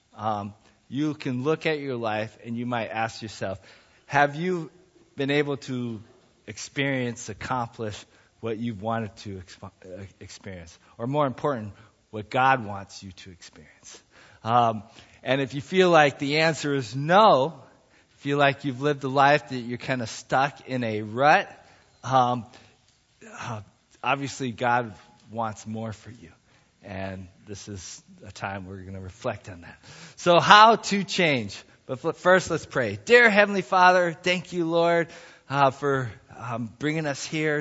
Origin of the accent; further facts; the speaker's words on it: United States; also born or lived in Ohio / Montana; I was growing up in Ohio and in Montana